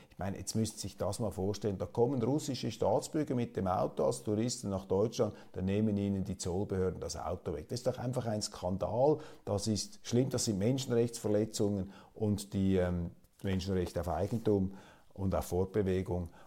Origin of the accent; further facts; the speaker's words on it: Switzerland; als Schweizer Kleinstaatler